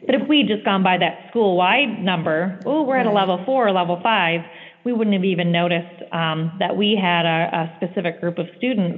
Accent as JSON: {"language": "English", "region": "California", "country": "United States", "said": "She came from Washington, the state of Washington, and I came from California"}